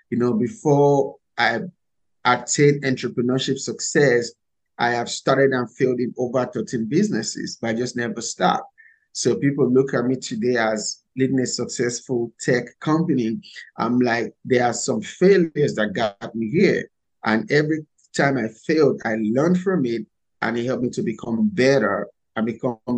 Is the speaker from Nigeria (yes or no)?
yes; Nigeria; English is a second language; moved away as an adult; now in United States; So, first, I came from Nigeria a few years ago with only $100 and a suitcase of clothes. I came to America in search of the American dream.